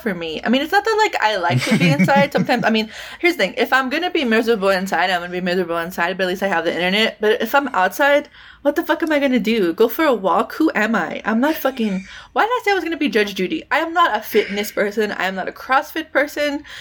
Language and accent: English; United States; I am not doing the best as a depressed American